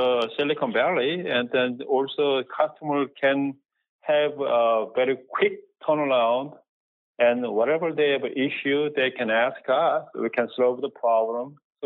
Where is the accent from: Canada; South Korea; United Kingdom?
South Korea; Seoul; now in United States; born in Seoul, Korea, and then I came into the United States in 1980, and I went to study electrical engineering